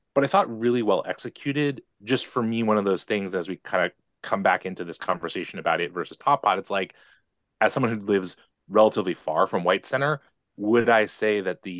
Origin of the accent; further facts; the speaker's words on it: Seattle, Washington, United States; I grew up in the North End